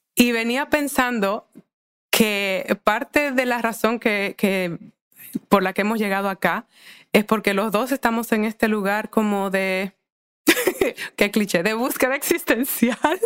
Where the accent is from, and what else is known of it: Santo Domingo, Dominican Republic; born or raised there; moved away as an adult; also born or lived in United States